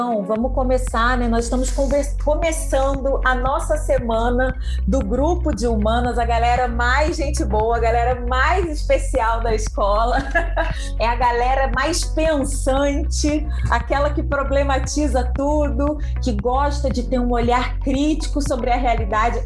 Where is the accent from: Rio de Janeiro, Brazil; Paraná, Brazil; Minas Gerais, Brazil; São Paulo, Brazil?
Rio de Janeiro, Brazil; Universidade Federal do Rio de Janeiro, minha terra